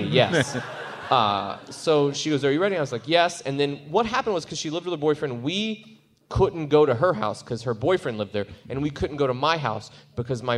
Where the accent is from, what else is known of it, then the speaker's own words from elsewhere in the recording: Southern Illinois, United States; I grew up in Southern Illinois. It's about 2 hours from St. Louis, an hour from Kentucky, a town of 6,000